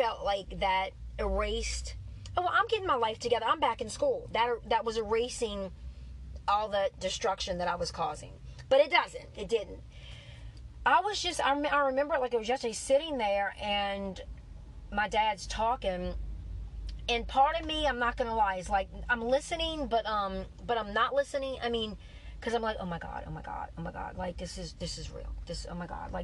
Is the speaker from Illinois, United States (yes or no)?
no; New Orleans, Louisiana, United States; I was from New Orleans